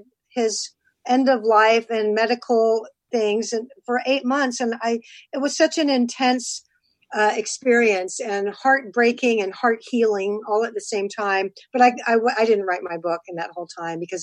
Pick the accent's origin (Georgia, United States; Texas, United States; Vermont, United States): Texas, United States; I'm from Texas